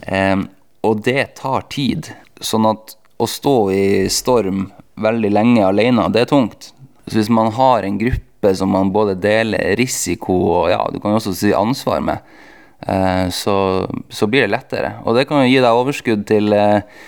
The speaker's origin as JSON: {"language": "Norwegian", "town": "Tromsø", "region": "Troms", "country": "Norway", "said": "jeg er fra Tromsø"}